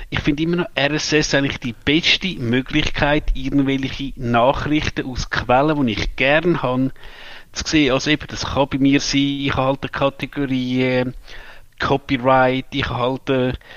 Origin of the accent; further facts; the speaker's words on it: Switzerland; als Schweizer äh, müsste mir jetzt sagen, ich bin ein Verräter